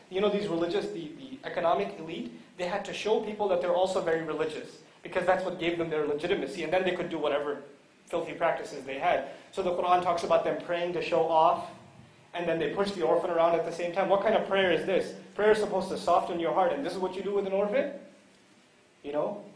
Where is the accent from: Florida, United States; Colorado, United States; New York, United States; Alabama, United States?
New York, United States; New York City; moved away; I come from New York City originally